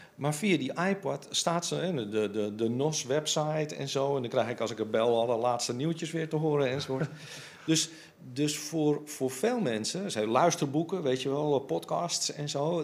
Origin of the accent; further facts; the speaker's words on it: Amsterdam, North Holland, Netherlands; ik ben Amsterdammer